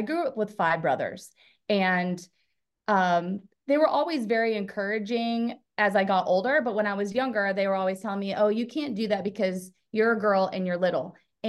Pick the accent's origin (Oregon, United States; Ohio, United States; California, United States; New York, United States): Oregon, United States; Portland; I grew up in the Portland, Oregon area.